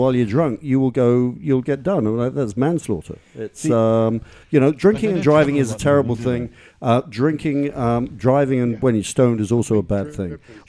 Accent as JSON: {"language": "English", "region": "England", "country": "United Kingdom", "moved": "yes", "lives_now": "Canada", "said": "being English"}